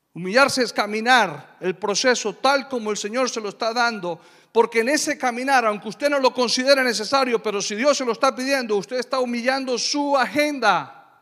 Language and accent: Spanish; Colombia; Yo soy de Colombia